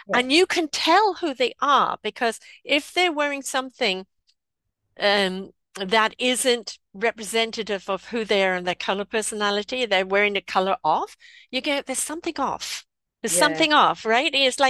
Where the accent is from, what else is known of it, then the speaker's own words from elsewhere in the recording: South Africa; now in United States; But I came from South Africa, which, you know, hot countries, right?